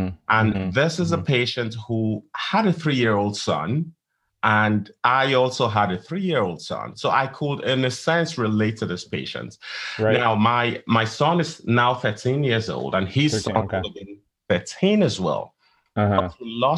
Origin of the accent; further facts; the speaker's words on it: Nigeria; moved away as an adult; also born or lived in England / Columbia, Missouri, United States; now in Dallas, United States; I'm from Nigeria. And that's where my medical training started.